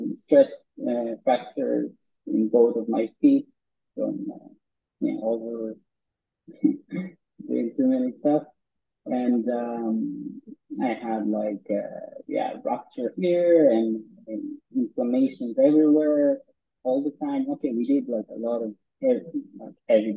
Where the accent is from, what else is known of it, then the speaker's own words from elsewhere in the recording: a small village in the north of Israel, Northern District, Israel; we grew up in Anurim, which is a small village in the north of Israel.